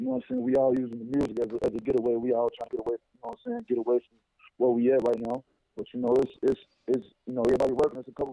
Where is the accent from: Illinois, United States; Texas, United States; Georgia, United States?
Illinois, United States; Chicago; I'm from Chicago, the west side of Chicago.